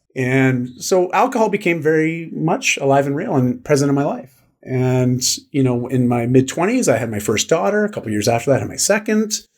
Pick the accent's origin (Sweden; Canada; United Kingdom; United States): Canada; I'm Canadian